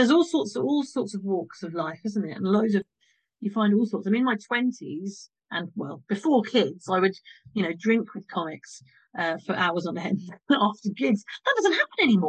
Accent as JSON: {"language": "English", "town": "Morden", "region": "London", "country": "United Kingdom", "said": "I'm from Morden"}